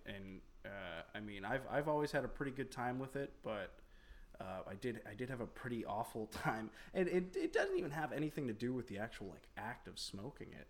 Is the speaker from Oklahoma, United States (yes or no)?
no; Florida, United States; moved away; I spent 14 years of my adolescence growing up in Florida